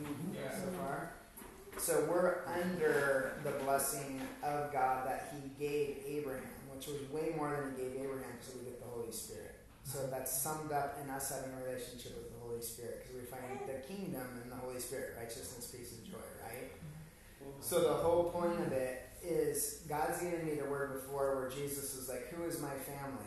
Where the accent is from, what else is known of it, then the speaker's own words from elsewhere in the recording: Hungary; Growing up in Hungary